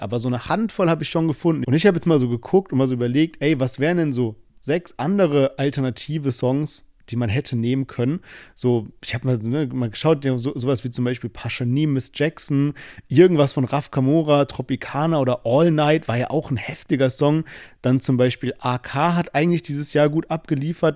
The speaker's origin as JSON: {"language": "German", "country": "Germany", "tie": "born or raised there", "said": "wir sind beide immer in Teilen von Deutschland aufgewachsen"}